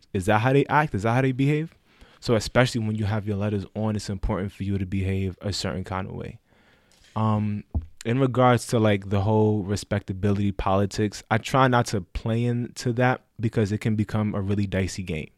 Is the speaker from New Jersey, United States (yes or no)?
no; New York City, New York, United States; I'm from the Bronx, twenty-six years old